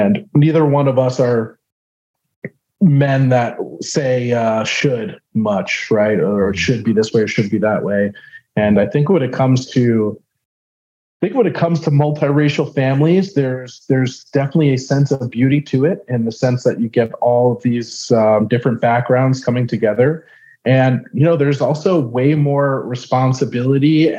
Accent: New York, United States; moved away; being from New York, Northeast

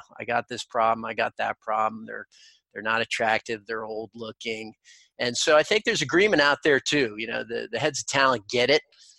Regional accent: New York City, New York, United States; moved away; I'm a kid from New York City originally

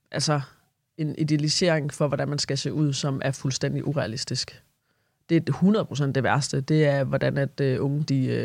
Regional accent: Southern Denmark, Denmark; Uh, jeg er også Fynbo.

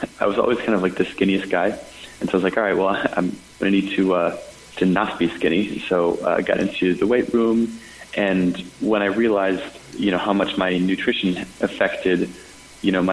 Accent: Minnesota, United States; moved away; also born or lived in Nashville; I grew up in Minnesota

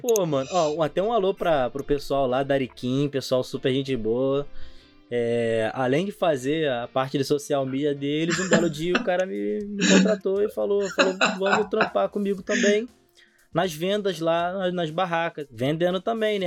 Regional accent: São Gonçalo, Rio de Janeiro, Brazil; a gente é de São Gonçalo

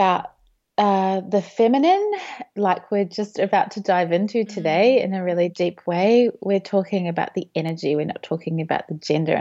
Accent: New Zealand; moved away as an adult; now in Melbourne, Australia; I grew up in New Zealand, so moved to Melbourne

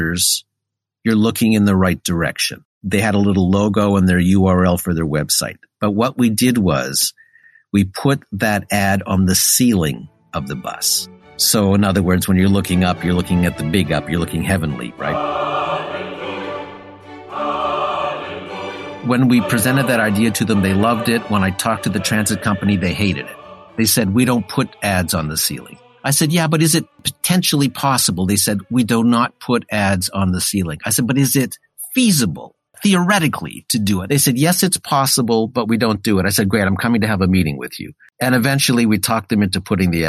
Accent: Sudbury, Ontario, Canada; moved away as an adult; Growing up in Sudbury was great

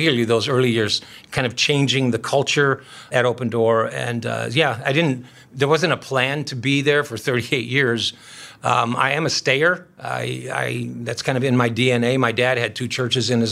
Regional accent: Chicago, Illinois, United States; moved away as an adult; now in Minneapolis, United States; I grew up in Chicago.

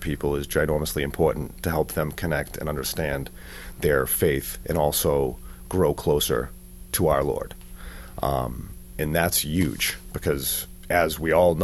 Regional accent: Wakefield, Massachusetts, United States; I grew up in a town called Wakefield, Massachusetts, which is 11 miles north of the city

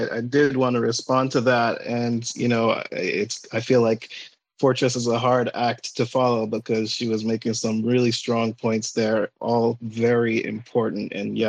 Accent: Ghana; now in United States; while I'm from Ghana, I live in the United States. My parents used to live here at some point, and they moved back to Ghana

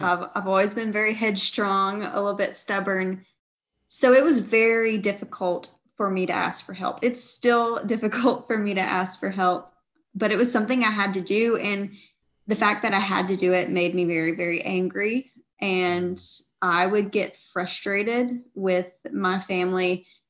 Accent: Georgia, United States; I grew up in the South, in Georgia

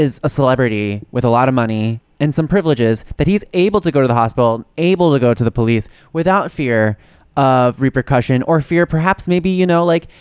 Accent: New Jersey, United States; moved away; when I go home to my hometown, which is just fucking New Jersey

